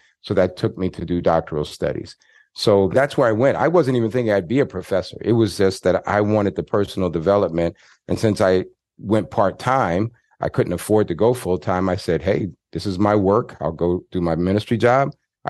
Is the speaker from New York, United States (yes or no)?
yes; Queens, New York, United States; I grew up in Queens, New York, and when I was about 10 years old, my dad started taking us.